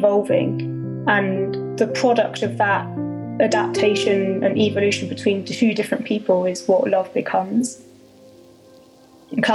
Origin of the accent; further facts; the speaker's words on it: Bedford, East of England, United Kingdom; growing up in Bedford, which was, well, when I was growing up, was a predominantly white area